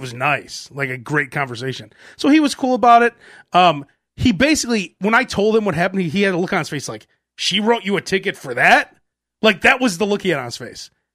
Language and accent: English; Chicago, Illinois, United States; I grew up in Chicago